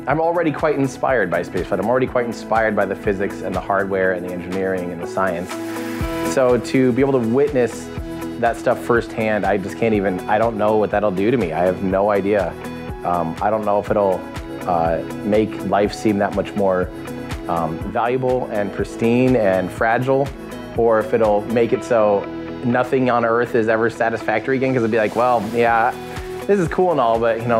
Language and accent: English; United States; I'm from the United States